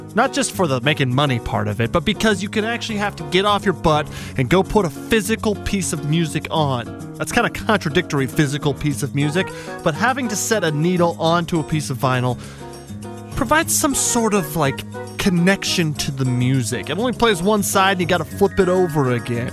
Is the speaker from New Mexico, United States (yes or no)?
yes; New Mexico, United States; moved away; also born or lived in Tucson, Arizona; I'm from New Mexico originally